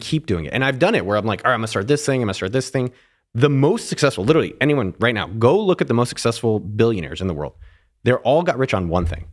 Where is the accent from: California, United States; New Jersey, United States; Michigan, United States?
California, United States; Silicon Valley; I grew up in Silicon Valley.